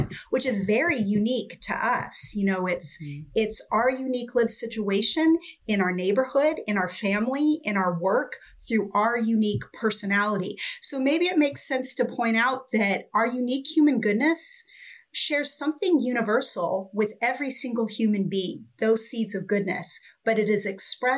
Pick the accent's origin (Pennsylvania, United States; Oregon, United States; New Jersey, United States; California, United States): Oregon, United States; I grew up in Oregon and I spent a lot of time in the forest